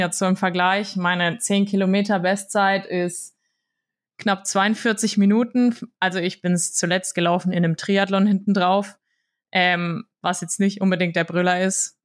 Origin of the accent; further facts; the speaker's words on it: Würzburg, Bavaria, Germany; ich komme aus Würzburg, bin hier aufgewachsen